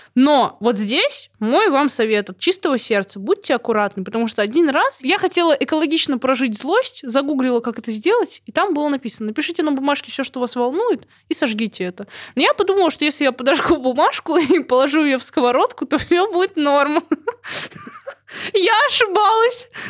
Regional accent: Belarus; я тоже из Беларуси

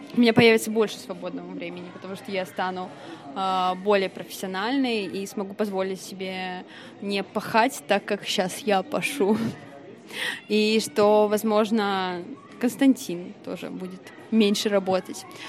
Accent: Vladimir, Vladimir Oblast, Russia; now in Saint Petersburg, Russia; я родилась как бы в Владимире

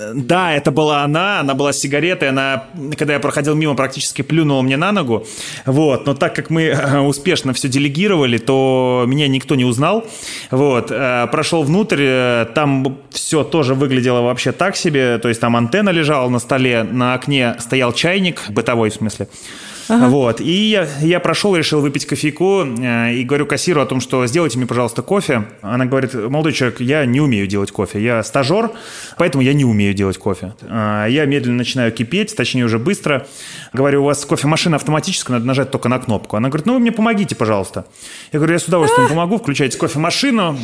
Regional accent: Smolensk, Smolensk Oblast, Russia; ехал в родной город Смоленск

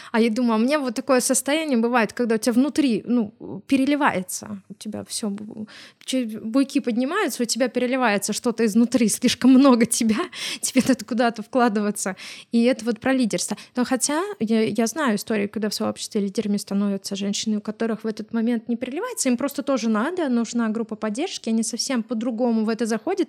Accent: Smolensk, Smolensk Oblast, Russia; мы сами из Смоленска

